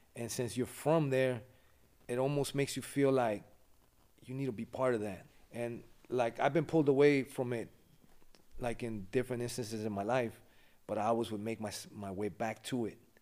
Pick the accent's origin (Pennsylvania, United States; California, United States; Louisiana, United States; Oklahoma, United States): California, United States; Los Angeles; moved away as an adult; now in Ventura, United States; I grew up in L A. The, the area's called West Adams.